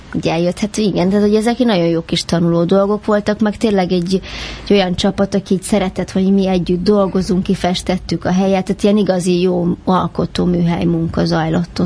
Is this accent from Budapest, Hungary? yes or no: yes; Budapest, Hungary; Pesti vagyok, ezt sokszor megkérdőjelezik, vagy ez felszokott merülni, hogy vidéki vagyok, hogy talán van valami íze a beszédemnek, de tőzsgyökeres 18. kerületi vagyok.